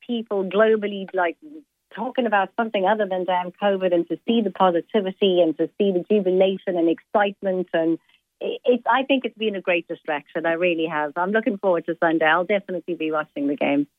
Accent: South Africa; first language Italian; English is a second language; I was born in South Africa, but my mother and father are Italian. I spoke Italian before I spoke uh, English

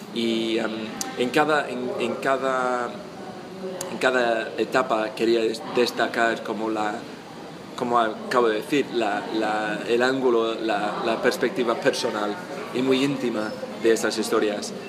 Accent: England, United Kingdom; Spanish is a second language; soy inglés, eh, estudié el español hace tiempo ya en la universidad

